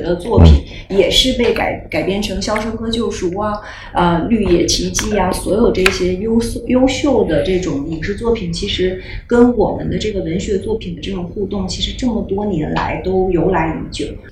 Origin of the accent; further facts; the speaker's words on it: Harbin, Heilongjiang, China; 旅行和我都是哈尔滨人